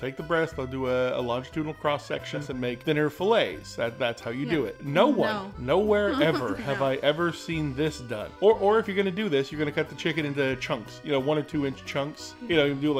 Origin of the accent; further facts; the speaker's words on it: Louisiana, United States; But I guess being like a Cajun, all Cajun food is basically French cooking.